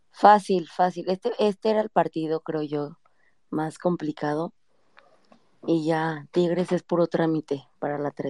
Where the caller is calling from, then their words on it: Morelia, Michoacán, Mexico; De Morelia.